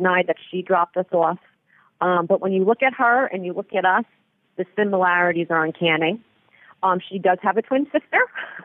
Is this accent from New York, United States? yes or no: yes; East Patchogue, New York, United States; I said, East Patchogue